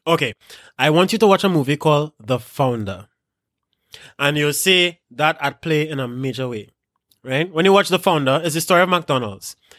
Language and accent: English; Trinidad & Tobago